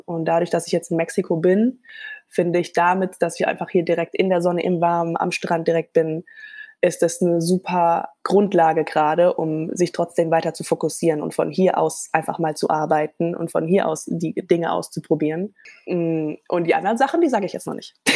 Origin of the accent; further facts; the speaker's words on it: Gambia; moved away; ich bin aber in Gambia geboren